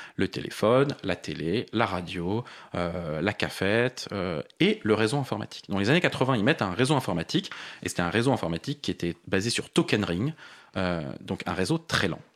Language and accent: French; Paris, Île-de-France, France; je suis parisien, j'ai vécu la plupart de ma vie à Paris